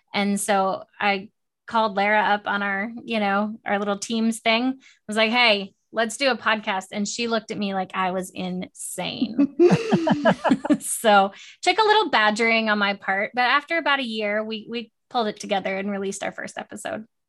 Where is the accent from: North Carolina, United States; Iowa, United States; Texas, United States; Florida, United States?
Florida, United States; West Palm Beach; moved away; I'm from West Palm Beach